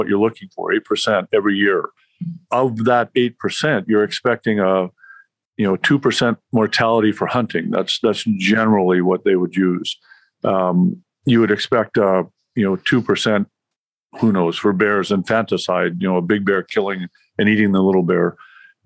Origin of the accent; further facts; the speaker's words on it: Canada; I'm Canadian